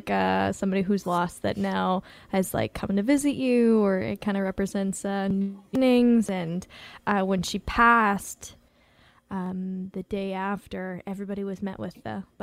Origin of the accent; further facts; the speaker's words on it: West Coast, United States; growing up in the West Coast, you really love mountains